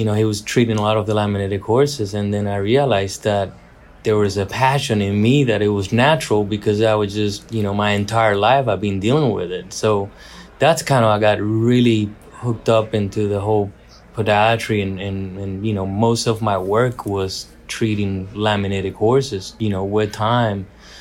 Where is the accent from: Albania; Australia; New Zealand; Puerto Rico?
Puerto Rico; I was born and raised in Puerto Rico with Paso Fino horses.